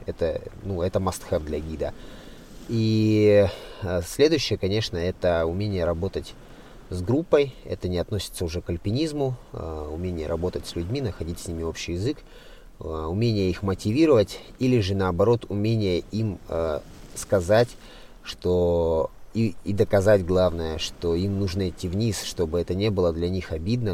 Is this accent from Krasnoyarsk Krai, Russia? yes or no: yes; Siberia, Krasnoyarsk Krai, Russia; moved away; сам я родился в Сибири, в Красноярском крае, и долгое время я жил в деревне